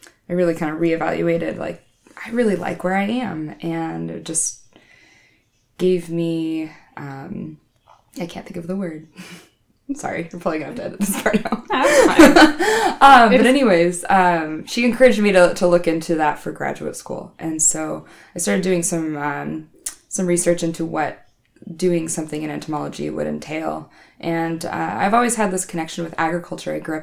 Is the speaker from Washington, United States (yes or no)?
yes; Wenatchee, Washington, United States; I grew up in the Wenatchee area, which is sort of the heart of tree fruit and stone fruit country in Washington State